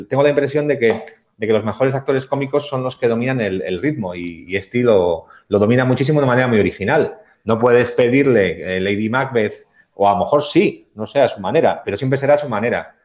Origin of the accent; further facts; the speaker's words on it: Basque Country, Spain; somos los dos vascos